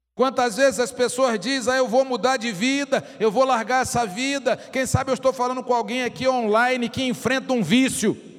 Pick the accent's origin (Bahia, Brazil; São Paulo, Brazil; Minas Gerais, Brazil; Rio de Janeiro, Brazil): Rio de Janeiro, Brazil; moved away; um termo lá da minha terra que o irmão Elias conhece bem, que é carioca